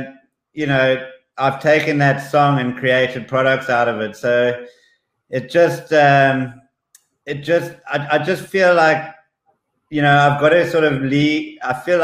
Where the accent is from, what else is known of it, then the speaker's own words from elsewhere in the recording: South Africa; also born or lived in Zambia; I was born in Zambia, and we moved to South Africa at an early age.